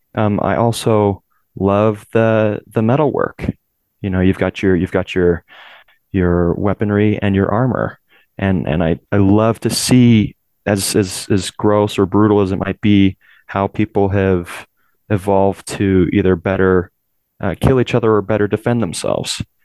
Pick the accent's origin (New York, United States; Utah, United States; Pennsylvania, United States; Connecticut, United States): Utah, United States; also born or lived in California; my family moved here to Utah um, when I was still fairly young. I was about six years old, um, so I consider myself more Utah than Californian.